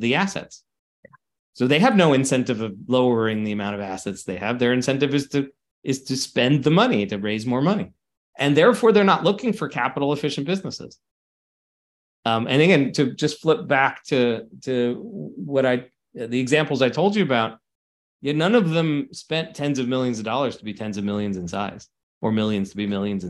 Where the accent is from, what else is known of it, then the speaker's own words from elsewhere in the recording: United States; I live in the States. I grew up in the States